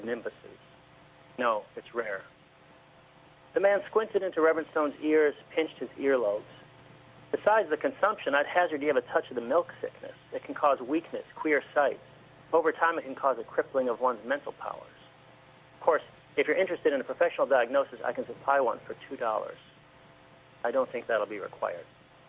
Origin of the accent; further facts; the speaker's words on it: Detroit, Michigan, United States; now in Massachusetts, United States; I grew up in the Detroit area